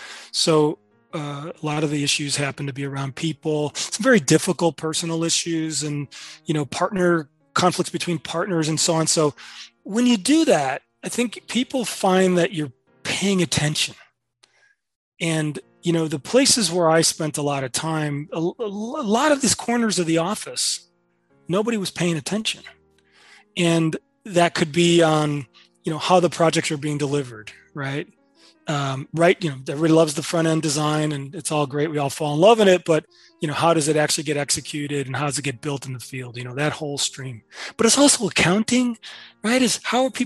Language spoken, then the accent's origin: English; Chicago, Illinois, United States; as a kid growing up in Chicago, couldn't even dream being an architect because I never met one